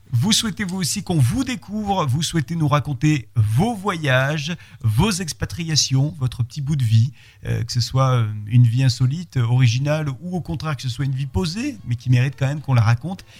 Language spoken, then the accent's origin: French; France; moved away; also born or lived in Spain; en tant que Français